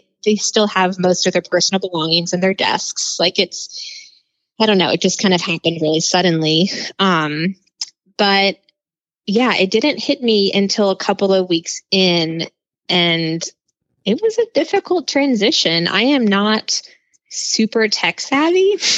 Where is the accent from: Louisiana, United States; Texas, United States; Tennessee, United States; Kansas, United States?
Louisiana, United States; New Orleans; I am. I'm from New Orleans.